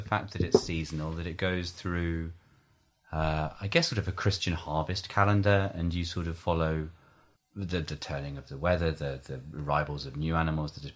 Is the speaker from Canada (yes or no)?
no; New Forest, South East England, United Kingdom; I grew up in the New Forest